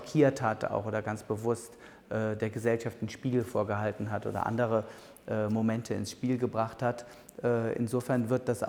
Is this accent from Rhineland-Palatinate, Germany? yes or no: no; Bonn, North Rhine-Westphalia, Germany; born there; Ich bin in Bonn geboren.